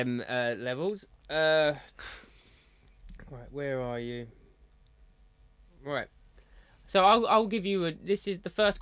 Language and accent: English; Essex, East of England, United Kingdom; accent: Essex; my Essex accent